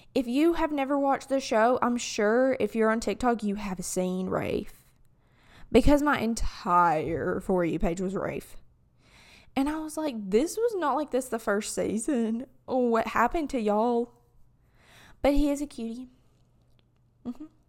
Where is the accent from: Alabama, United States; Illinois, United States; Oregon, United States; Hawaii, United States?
Alabama, United States; accent: southern; from an Alabamian's perspective